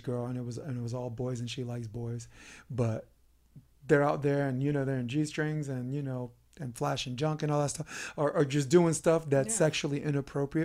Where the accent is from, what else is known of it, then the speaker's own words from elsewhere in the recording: New York, United States; moved away as an adult; now in Los Angeles, United States; I'm from New York, and I go to the gay pride parade every year